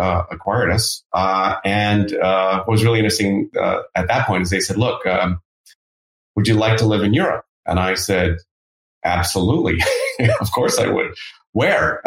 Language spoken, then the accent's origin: English; Canada; I'm Canadian, born and raised